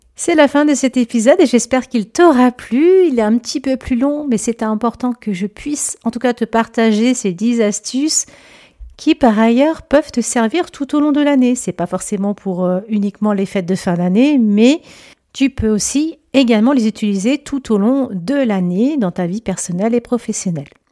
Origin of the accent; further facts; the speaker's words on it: Lyon, Auvergne-Rhône-Alpes, France; now in Chambéry, France; je suis native de Lyon